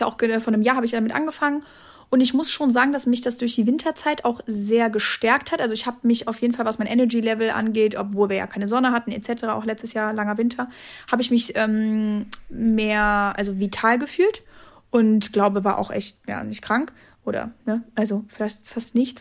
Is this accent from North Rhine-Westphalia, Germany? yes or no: yes; Dormagen, North Rhine-Westphalia, Germany; kleine Talkshow in meiner Hometown